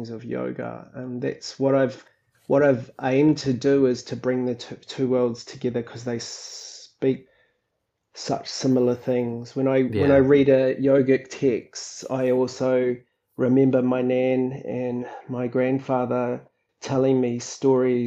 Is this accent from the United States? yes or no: no; New Zealand; moved away as an adult; also born or lived in Sydney, Australia; native to this country and indigenous Māori from this country